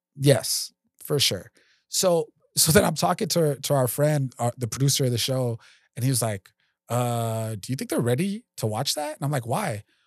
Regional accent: Los Angeles, California, United States; I grew up in North Hollywood

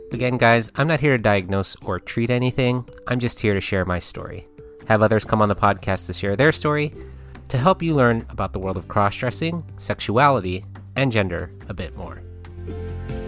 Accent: United States; also born or lived in California; as an American

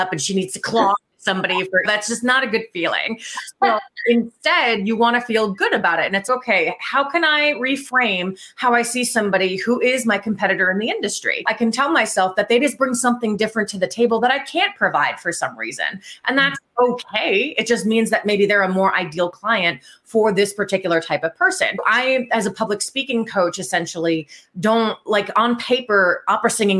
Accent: New Jersey, United States; moved away as an adult; now in Columbus, United States; I grew up in New Jersey and I moved out to Columbus, Ohio about 5 years ago

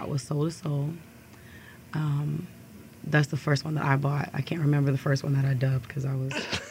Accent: Columbus, Ohio, United States; I grew up in Columbus.

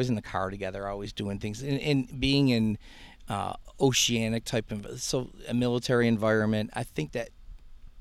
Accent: Greece, New York, United States; moved away as an adult; also born or lived in California / Canandaigua, New York; I wanted to get out of where I was raised in. I was born in California. My father got a job at Kodak 6 months after he got out of the Air Force. So we moved out to Canandaigua. That was too much of a truck from there to Ridge Road, where at the Kodak Park there. Mm-hmm. And then we moved to Greece, and I was raised there all my life

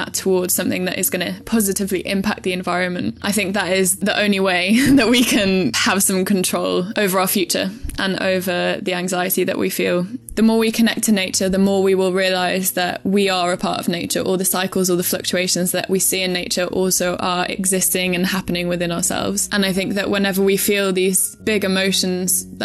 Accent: North Wales, United Kingdom; I am from North Wales and I am 26.

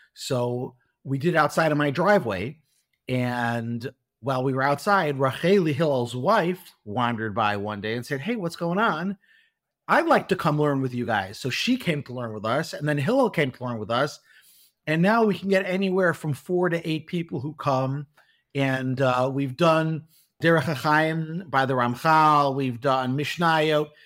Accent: Chicago, Illinois, United States; moved away as an adult; also born or lived in Milwaukee; now in Beit Shemesh, Israel; I was born in Chicago, um, and I grew up in Chicago

